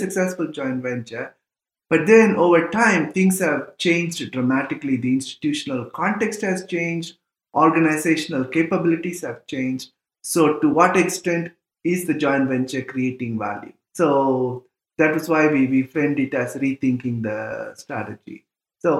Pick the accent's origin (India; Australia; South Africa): India; moved away as an adult; also born or lived in Indiana, United States; I'm from India